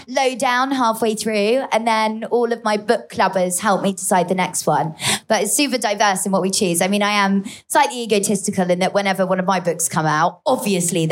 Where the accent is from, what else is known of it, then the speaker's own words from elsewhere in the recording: Devon, South West England, United Kingdom; moved away as an adult; also born or lived in London; Meet Me at the Wedding is set in Devon, where I'm from